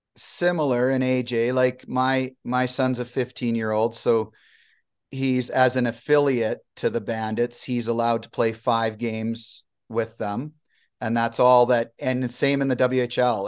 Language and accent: English; Medicine Hat, Alberta, Canada; also born or lived in Manitoba / Vancouver; growing up in the Hat